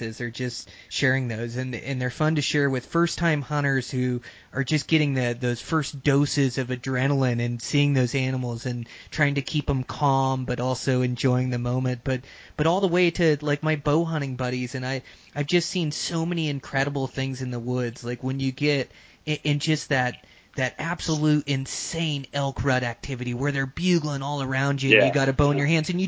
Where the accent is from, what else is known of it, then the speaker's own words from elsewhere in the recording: Washington, United States; I grew up in Washington hunting blacktails and Roosevelts